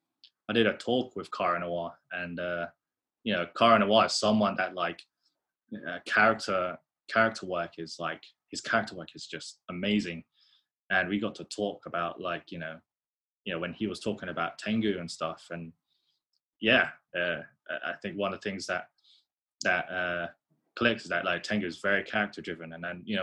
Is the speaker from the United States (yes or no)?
no; United Kingdom; being a British Asian, you know, well, Filipino